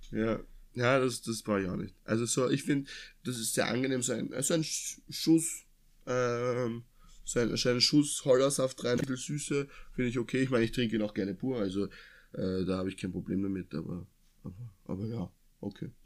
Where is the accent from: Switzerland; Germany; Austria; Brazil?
Austria; Lower Austria; dass wir in Anführungszeichen richtig geil aufgewachsen sind, weil wir kommen ja aus Niederösterreich